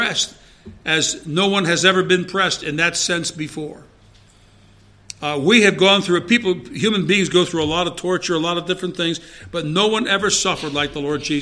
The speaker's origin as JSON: {"language": "English", "country": "United States", "also_born_or_lived": "Chester, Pennsylvania", "said": "as an American"}